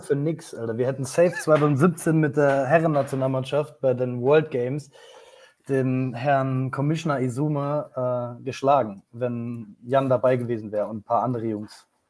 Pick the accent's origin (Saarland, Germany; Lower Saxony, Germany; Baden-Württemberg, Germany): Saarland, Germany; für mich als Saarländer